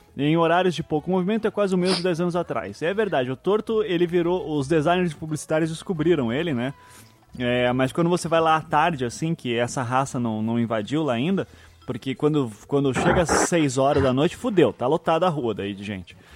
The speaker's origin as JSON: {"language": "Portuguese", "town": "Curitiba", "region": "Paraná", "country": "Brazil", "said": "eu sou curitibano"}